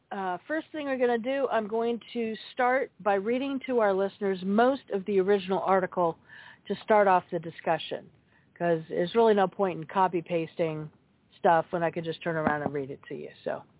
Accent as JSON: {"language": "English", "town": "Billings", "region": "Montana", "country": "United States", "tie": "born or raised there", "said": "I spent the summer after I graduated high school gigging five nights a week, with a cover band in my hometown of Billings, Montana."}